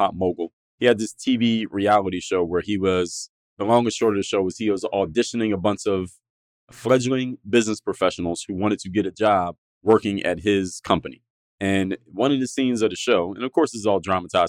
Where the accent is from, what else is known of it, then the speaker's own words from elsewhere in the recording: Philadelphia, Pennsylvania, United States; now in South Florida, United States; I'm from Philadelphia, in the northeastern part of the United States